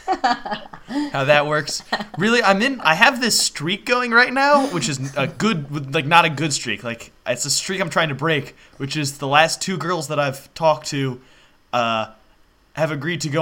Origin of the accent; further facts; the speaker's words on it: the South, United States; moved away; I don't know anything about cold weather because I'm from the South